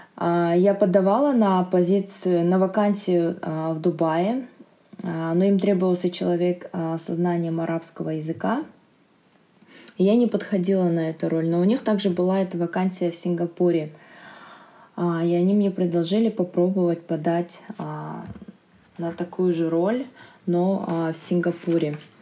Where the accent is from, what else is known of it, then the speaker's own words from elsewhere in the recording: Almaty, Kazakhstan; moved away as an adult; also born or lived in England; now in Singapore; мне тридцать шесть лет, я из Алматы.